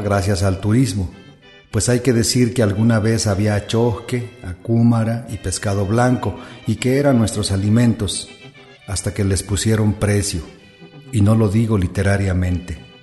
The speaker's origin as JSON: {"language": "Spanish", "town": "Ihuatzio", "region": "Michoacán", "country": "Mexico", "tie": "born or raised there", "said": "Nací en Iguazio junto a un lago, en Pátzcuaro"}